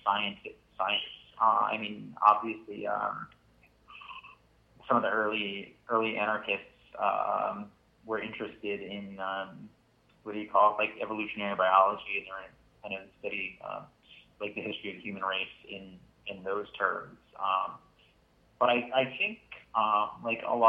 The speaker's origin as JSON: {"language": "English", "region": "Connecticut", "country": "United States", "also_born_or_lived": "Waterbury, Connecticut", "said": "I'm from Connecticut. I live in Waterbury"}